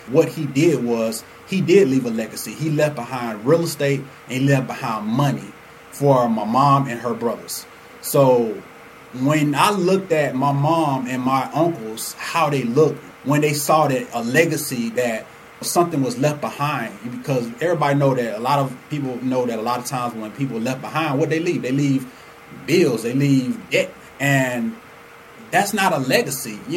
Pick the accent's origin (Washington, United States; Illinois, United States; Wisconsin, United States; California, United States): Illinois, United States; Chicago; now in Atlanta, United States; I'm originally from Chicago. So my grandfather was the reason, and he was the financial backing behind my mom and dad moving us to Atlanta.